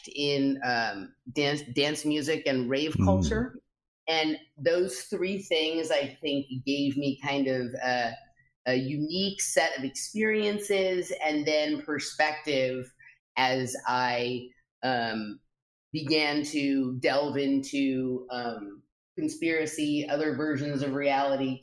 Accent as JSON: {"language": "English", "town": "Los Angeles", "region": "California", "country": "United States", "tie": "born or raised there", "said": "I grew up in Los Angeles, California"}